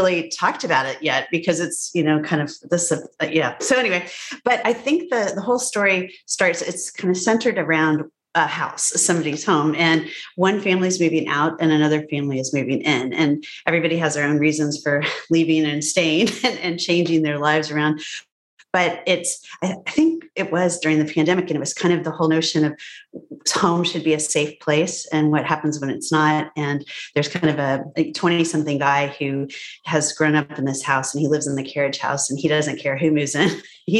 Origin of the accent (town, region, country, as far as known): Evanston, Illinois, United States; born there